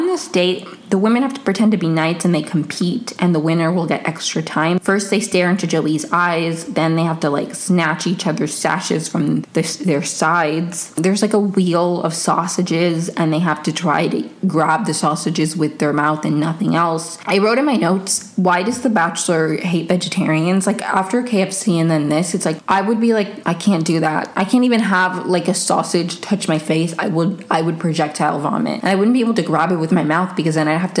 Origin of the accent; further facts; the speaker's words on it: Venezuela; I'm from Venezuela